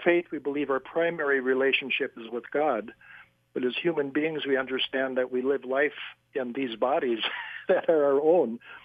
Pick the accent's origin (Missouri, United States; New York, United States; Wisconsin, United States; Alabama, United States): Wisconsin, United States; La Crosse; I was raised in La Crosse, Wisconsin